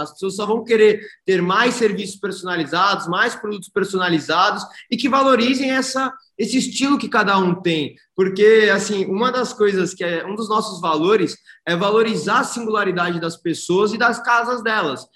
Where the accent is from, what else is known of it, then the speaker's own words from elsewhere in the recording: Santos, São Paulo, Brazil; moved away as an adult; now in São Paulo, Brazil; Eu sou nascido e criado em Santos eu fui para São Paulo para estudar administração de empresas na GV